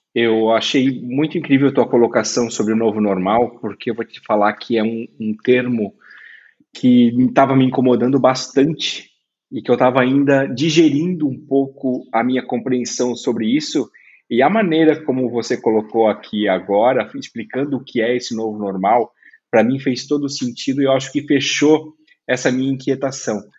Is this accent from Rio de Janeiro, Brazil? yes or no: no; Brusque, Santa Catarina, Brazil; eu sou de Brusque